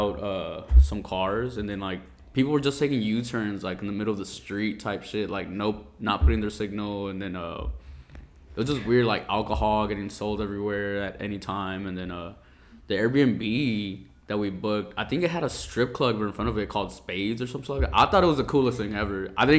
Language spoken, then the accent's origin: English; Cancún, Quintana Roo, Mexico; now in Austin, United States; I was born in Cancun, so I'm not from the U.S.